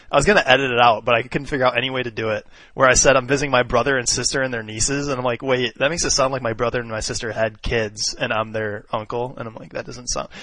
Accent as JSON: {"language": "English", "region": "Michigan", "country": "United States", "tie": "born or raised there", "also_born_or_lived": "Livermore, California"}